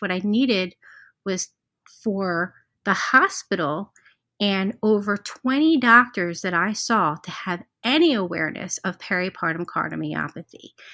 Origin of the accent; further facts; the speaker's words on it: Cherry Hill, New Jersey, United States; moved away; I was born and raised in Cherry Hill, New Jersey